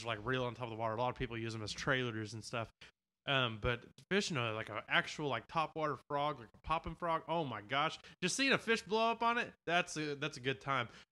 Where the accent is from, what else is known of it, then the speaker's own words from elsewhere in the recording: northwest Arkansas, United States; we're from Arkansas and we're from like the northwest part of Arkansas